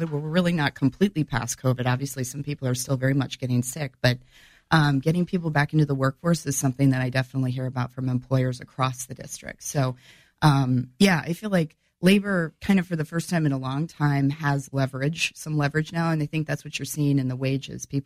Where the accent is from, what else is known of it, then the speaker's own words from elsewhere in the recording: Peoria, Illinois, United States; also born or lived in Springfield, Illinois / Urbana-Champaign, Illinois; I was born in Peoria. Okay. Um, I, am an Illini. I'm a graduate of the University of Illinois in Urbana Champaign.